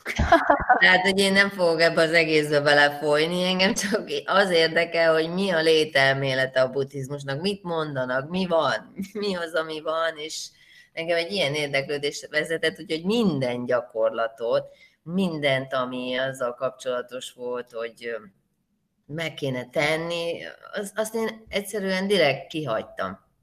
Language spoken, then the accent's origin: Hungarian; Hungary; én vidéken nőttem fel